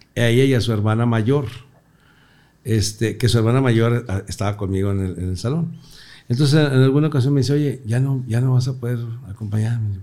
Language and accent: Spanish; Torreón, Coahuila, Mexico; moved away; Nací en Torreón, Coahuila hace 62 años